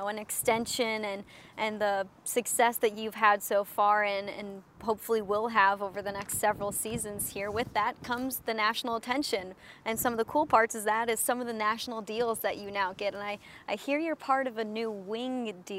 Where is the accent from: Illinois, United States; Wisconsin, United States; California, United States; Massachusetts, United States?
Illinois, United States; Chicago; I'm from Chicago